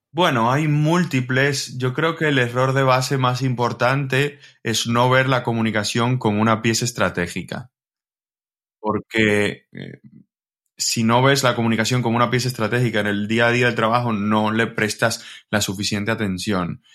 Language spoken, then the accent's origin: Spanish; Dominican Republic; moved away as an adult; now in Spain; yo soy de República Dominicana